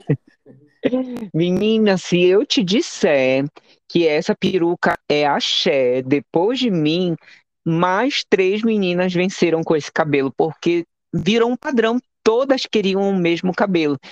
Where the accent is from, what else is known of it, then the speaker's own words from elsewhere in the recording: Macapá, Amapá, Brazil; Sou amapaense natural, nasci e me criei em Macapá, capital do Amapá